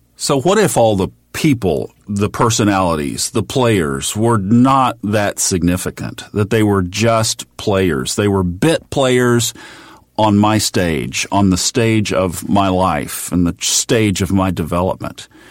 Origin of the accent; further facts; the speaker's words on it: Tulsa, Oklahoma, United States; I grew up in Tulsa, Oklahoma